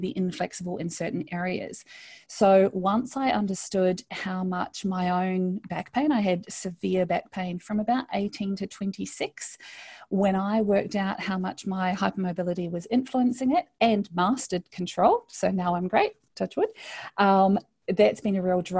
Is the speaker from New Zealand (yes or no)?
yes; New Zealand; moved away as an adult; now in Australia; I grew up in New Zealand, so a lot of people think I'm Australian, but I'm actually a Kiwi